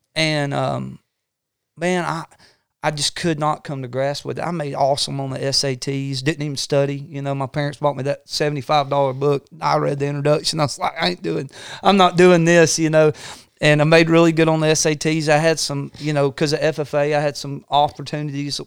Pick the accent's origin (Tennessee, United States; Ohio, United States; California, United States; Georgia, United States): Georgia, United States; Northwest Georgia Mountains, United States; we grew up in the Northwest Georgia Mountains, um, I, I grew up around, you know, old-timey preachers.